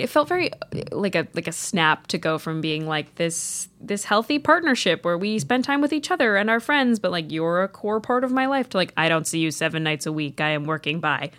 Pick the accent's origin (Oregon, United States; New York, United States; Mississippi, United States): New York, United States; upstate; did a show at a tiny theater in my hometown when I was probably in middle school